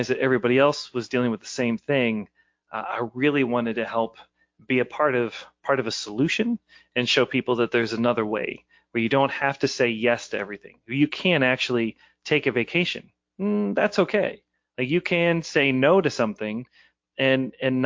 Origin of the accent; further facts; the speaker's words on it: Ballwin, Missouri, United States; I was born out in Baldwin.